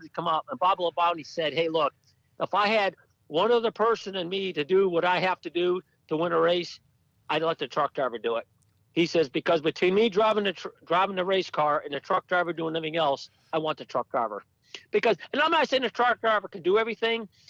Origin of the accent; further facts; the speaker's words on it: Stafford Springs, Connecticut, United States; I'm originally from Stafford Springs, Connecticut